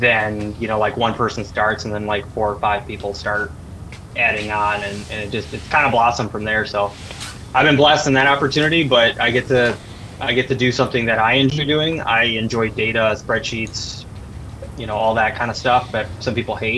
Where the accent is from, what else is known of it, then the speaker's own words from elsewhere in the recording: Michigan, United States; moved away as an adult; also born or lived in Colorado; I grew up in Michigan. I moved to Colorado